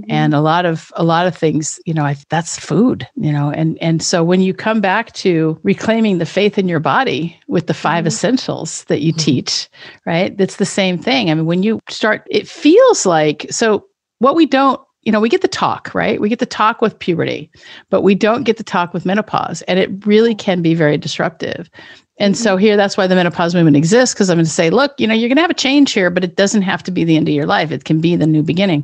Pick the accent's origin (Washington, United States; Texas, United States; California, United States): Washington, United States; Richland; moved away; I grew up in Richland, Washington